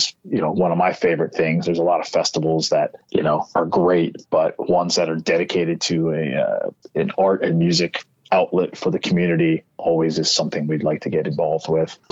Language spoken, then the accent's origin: English; Florida, United States; where I grew up in Florida